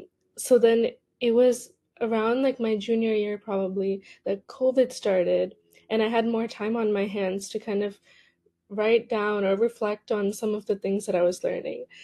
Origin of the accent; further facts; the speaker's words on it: Cupertino, California, United States; I grew up in Cupertino, which is a pretty competitive area, at least educationally.